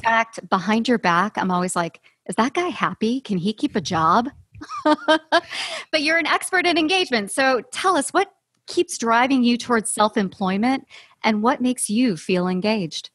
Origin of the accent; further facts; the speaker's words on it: Chicago, Illinois, United States; I'm from Chicago